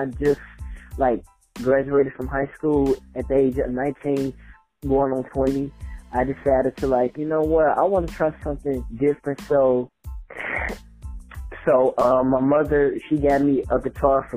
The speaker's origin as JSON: {"language": "English", "town": "Gary", "region": "Indiana", "country": "United States", "tie": "born or raised there", "also_born_or_lived": "Chicago, Illinois", "said": "Originally I'm from Gary, Indiana, but my birthplace is Chicago, Illinois, but I'm from Gary, Indiana, the 219"}